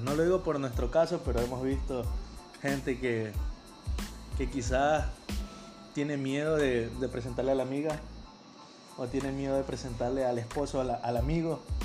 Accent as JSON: {"language": "Spanish", "town": "Guayaquil", "region": "Guayas", "country": "Ecuador", "said": "somos de Guayaquil"}